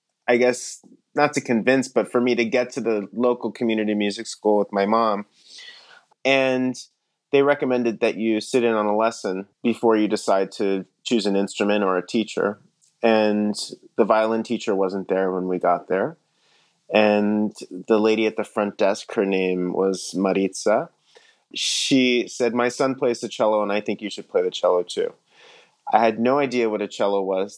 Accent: Miami, Florida, United States; I'm actually originally from Miami, Florida. That's where I grew up.

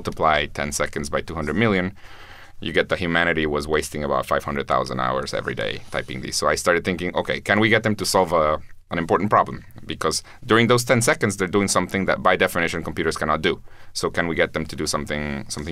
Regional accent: Guatemala; I'm from Guatemala, which is a very poor country

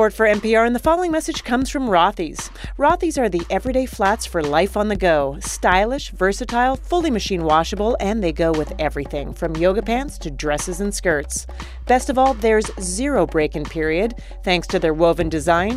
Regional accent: Canada; I'm Canadian

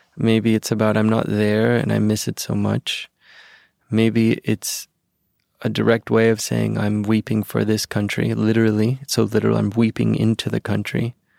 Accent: Venezuela; now in United States; this country that I grew up

